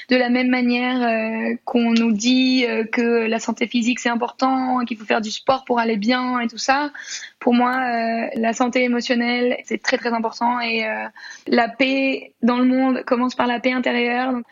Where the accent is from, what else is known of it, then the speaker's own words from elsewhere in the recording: France; also born or lived in Congo; je suis une petite Française qui habitait le Congo.